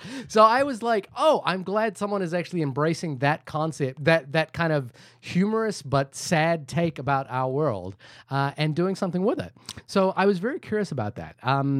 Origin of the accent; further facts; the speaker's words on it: India; I'm Indian. So we're obliged